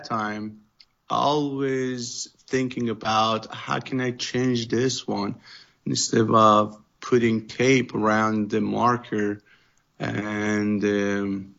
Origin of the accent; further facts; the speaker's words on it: Iran; English is a second language; moved away as an adult; now in Southern California, United States; because I came from Iran